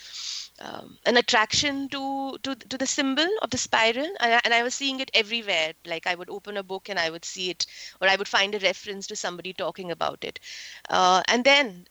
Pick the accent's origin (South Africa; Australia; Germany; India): India; moved away as an adult; now in Silicon Valley, United States; I relocated from India to here in the United States around 7 years back.